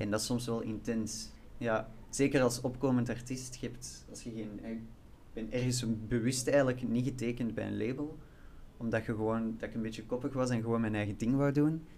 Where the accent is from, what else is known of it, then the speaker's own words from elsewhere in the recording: Flanders, Belgium; moved away as an adult; now in Brussels, Belgium; ik ben wel van Vlaanderen